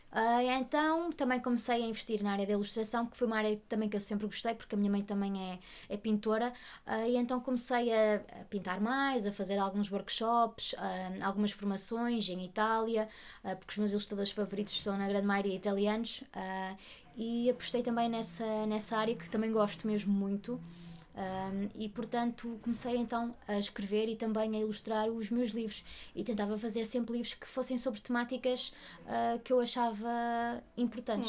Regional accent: Portugal; nós, enquanto portugueses

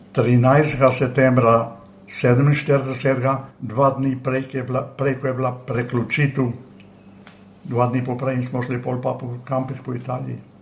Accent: Bovec, Slovenian Littoral, Slovenia; moved away as an adult; also born or lived in Villach, Austria / Lokovec, Slovenia; now in Sydney, Australia; jaz sem iz eh, Bovca, rojen sem pa v Avstriji, v Filah

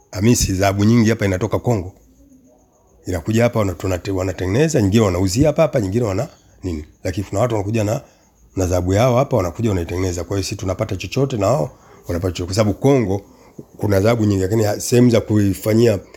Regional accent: Tanzania; now in Kenya; mimi japokuwa nimeoa mtu wa huku na ninatoka Tanzania na mke wangu ni Mkenya still bado nahitajia kibali kufanya kazi hapa

